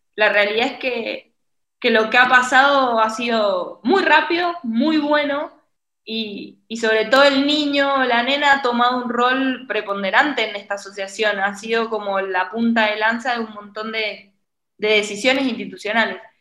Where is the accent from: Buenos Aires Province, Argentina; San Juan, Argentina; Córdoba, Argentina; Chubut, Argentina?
San Juan, Argentina; now in Buenos Aires, Argentina; yo soy de San Juan, vivo en Buenos Aires